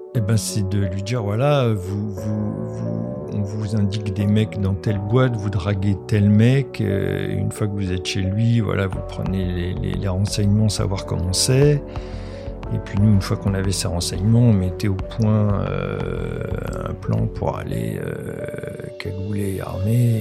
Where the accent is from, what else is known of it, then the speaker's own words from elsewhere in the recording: Paris, Île-de-France, France; also born or lived in countryside (grandparents' home, unnamed); vers 9 euh, ans, mon père m'a pris avec lui à Paris